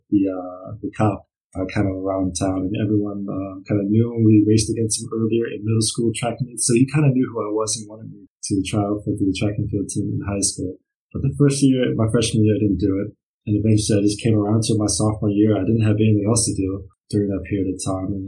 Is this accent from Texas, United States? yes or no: no; Brunswick, Maryland, United States; moved away as an adult; now in Germany; Yeah, so I come from Brunswick, Maryland. That's kind of where I grew up